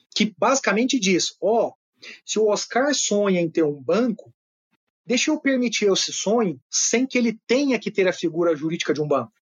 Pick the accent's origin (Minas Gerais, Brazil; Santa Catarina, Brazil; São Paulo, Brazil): Minas Gerais, Brazil; Uberaba; moved away; nasci em Uberaba, Minas Gerais, cidade de 300 mil habitantes, não é uma cidade pequena não tinha uma livraria.